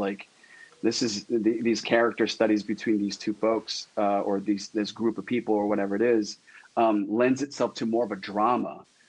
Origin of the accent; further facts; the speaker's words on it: Philippines; And to add to that is, I'm Filipino, and the Filipino culture is filled with like superstitious stuff